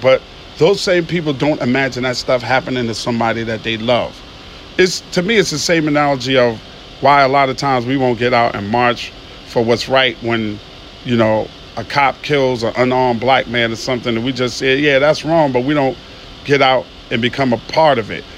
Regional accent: New York City, New York, United States; moved away as an adult; now in Atlanta, United States; I'm from Queens, New York

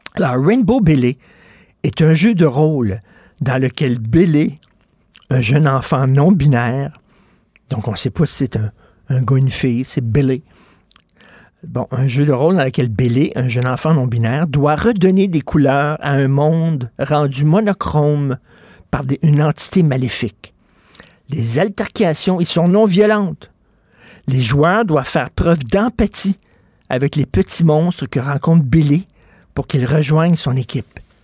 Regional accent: Quebec, Canada; Je suis québécois

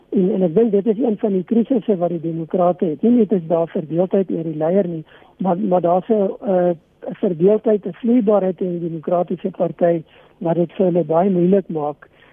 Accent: South Africa; ons as Suid-Afrikaners

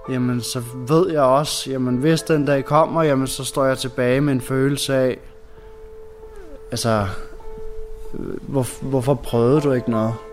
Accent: Rødovre, Capital Region of Denmark, Denmark; og øh, ja, jeg er fra Rødovre, og jeg arbejder som tatovør.

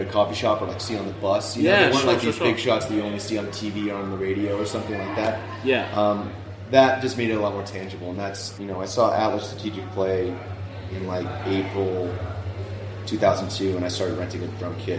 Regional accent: Vancouver, British Columbia, Canada; also born or lived in Victoria; I grew up in Vancouver, which is on the mainland

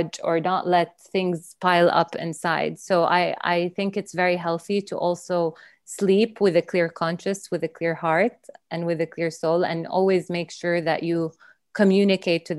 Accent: Saudi Arabia; also born or lived in Dubai / London; now in United Kingdom; I'm from Saudi Arabia

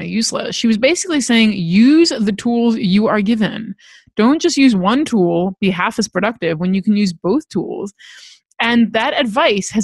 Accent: Los Angeles, California, United States; I grew up in Los Angeles

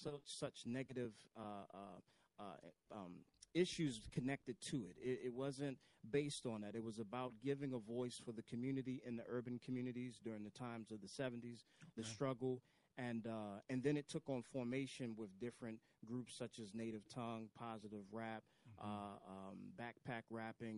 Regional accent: Baltimore, Maryland, United States; I am born in Baltimore, raised in East Baltimore

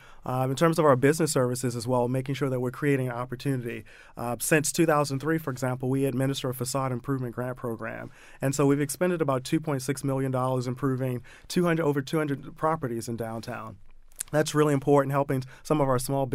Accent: Baltimore, Maryland, United States; moved away as an adult; I grew up in the Mondawmin and Penn North neighborhood

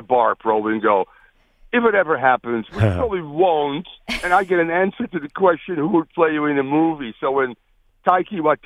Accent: Netherlands; moved away; I'm from the Netherlands

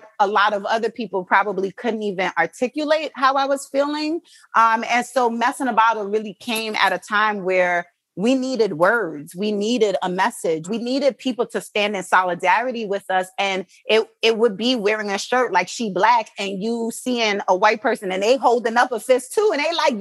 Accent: New York City, New York, United States; moved away as an adult; also born or lived in Jamaica / Baltimore; I'm from Brooklyn, New York, well, born in Jamaica, but live in Brooklyn.

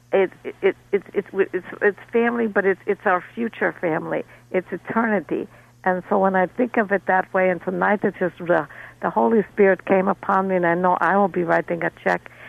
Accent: Moscow, Russia; Now, when I was growing up, my grandmother used to, I grew up in Moscow

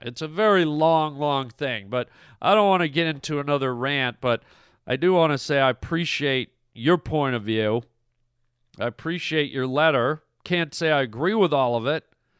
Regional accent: Canada; also born or lived in United States; you're a Canadian, I'm a Canadian and an American. Canada's a big country.

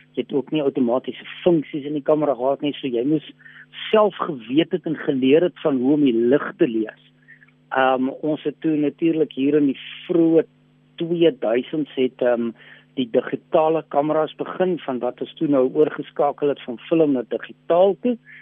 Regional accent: Western Cape, South Africa; also born or lived in Loeriesfontein, Northern Cape; now in Pretoria, South Africa; ek het wel in die Kaap het ek groot geword en daar skool gegaan

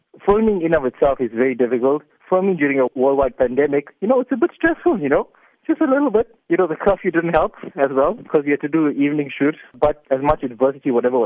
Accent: South Africa; us as South African Indian people

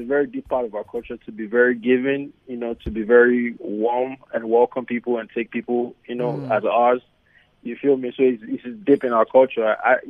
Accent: Nigeria; also born or lived in United States; now in Los Angeles, United States; as a Nigerian, it's just something we were born into.

